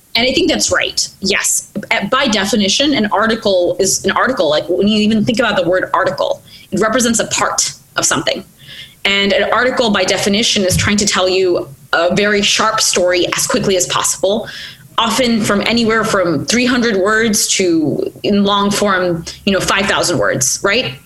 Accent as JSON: {"language": "English", "country": "United States", "tie": "born or raised there", "also_born_or_lived": "India", "said": "I was born in India, moved to America when I was three"}